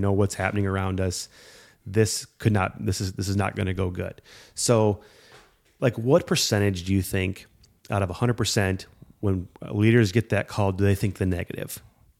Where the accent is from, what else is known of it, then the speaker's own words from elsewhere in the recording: Davenport, Iowa, United States; We're from Davenport, Iowa.